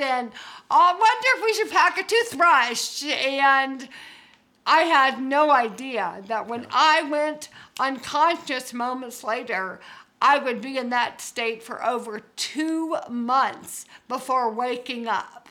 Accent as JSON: {"language": "English", "region": "Georgia", "country": "United States", "also_born_or_lived": "Birmingham, Alabama / California", "moved": "as an adult", "said": "I'm from Georgia"}